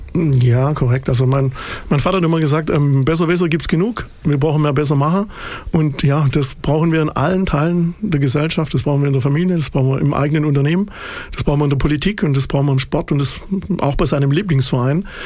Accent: Waldenbuch, Baden-Württemberg, Germany; also born or lived in Nürtingen; in Nürtingen am Neckar geboren, in Waldenbuch zwischen Stuttgart und Tübingen groß geworden

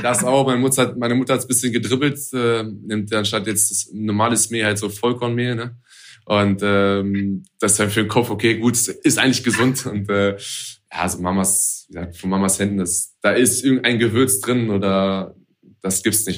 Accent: Hanover, Lower Saxony, Germany; bei uns in Hannover

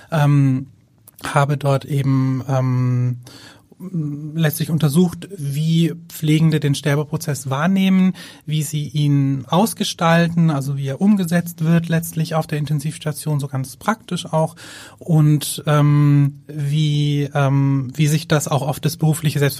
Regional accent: Würzburg, Bavaria, Germany; moved away as an adult; now in Hamburg, Germany; Wir kommen ursprünglich aus Würzburg.

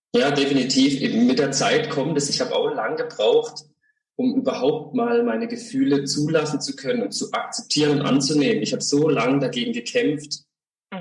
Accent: Freiburg, Baden-Württemberg, Germany; also born or lived in Holzhausen / Zähringen / Glottertal / Hochdorf; Ich komme aus Freiburg, also bin auch geboren in Freiburg, aufgewachsen auch in der Nähe von Freiburg

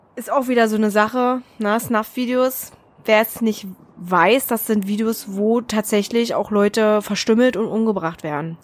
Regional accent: Berlin, Germany; now in Brandenburg, Germany; Ich bin ja gebürtige Berlinerin

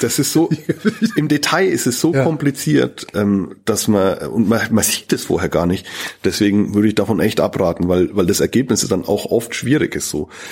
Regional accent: Bavaria, Germany; bei uns in Bayern

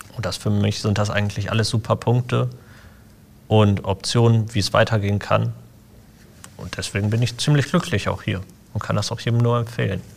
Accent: Essen, North Rhine-Westphalia, Germany; Ich bin hier in Essen groß geworden

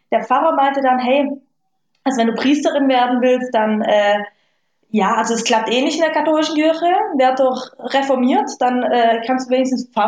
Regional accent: Lake Constance, Germany; also ich bin aufgewachsen am Bodensee jetzt nicht so katholisch.

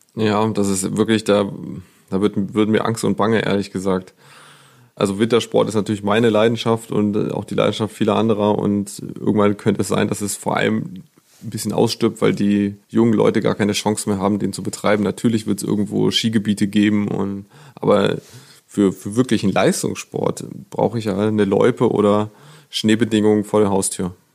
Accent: Germany; bei uns in Deutschland

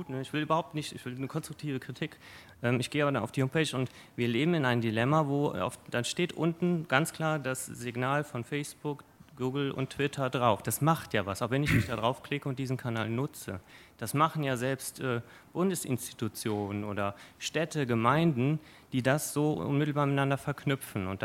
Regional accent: Odenthal, North Rhine-Westphalia, Germany; ich komme aus Odenthal.

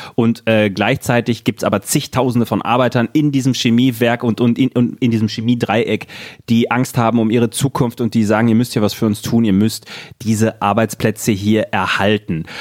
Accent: West Germany, Germany; als Wessi frage ich mich

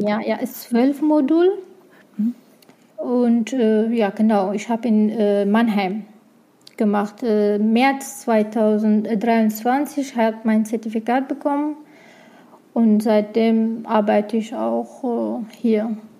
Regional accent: Iraq; German is a second language; moved away as an adult; now in Germany; ich bin aus dem Irak, habe geflüchtet, nach Deutschland gekommen

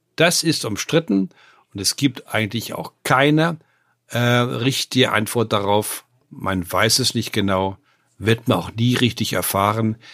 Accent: West Germany, Germany; moved away; wir als Wessis, ich bin ja auch ein Wessi, war mal

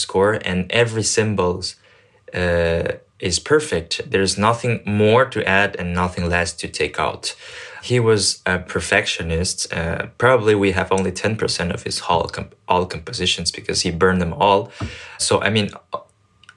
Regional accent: Canada; also born or lived in Paris, France / China; I was born in Paris and I grew up in Canada and I'm from China

